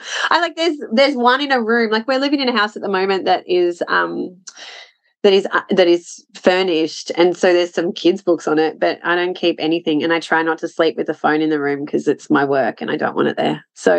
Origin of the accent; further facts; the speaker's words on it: Scotland, United Kingdom; I'm a Scot. That's